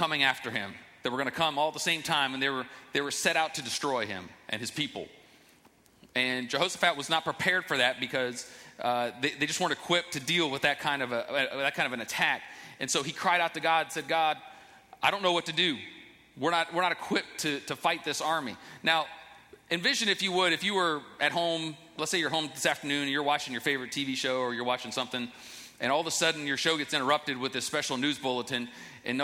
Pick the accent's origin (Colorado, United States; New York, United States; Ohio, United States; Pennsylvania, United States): Ohio, United States; Cleveland; my hometown Cavs